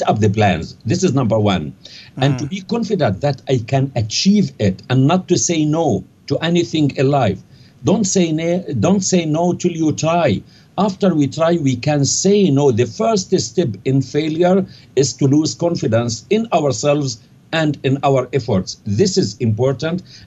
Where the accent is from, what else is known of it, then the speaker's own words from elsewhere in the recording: Jabalia, Gaza Strip, Palestine; moved away as an adult; also born or lived in Cairo, Egypt / London, United Kingdom; now in Canada; where I was born in Jabalia refugee camp in the Gaza Strip